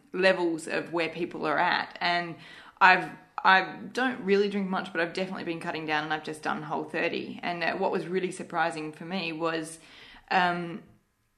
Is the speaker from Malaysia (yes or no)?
yes; Malaysia; moved away; I grew up in Malaysia